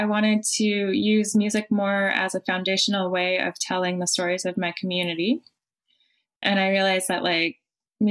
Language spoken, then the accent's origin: English; Colorado, United States; moved away as an adult; also born or lived in France / Bay Area; now in San Francisco Bay Area, United States; Colorado, my home state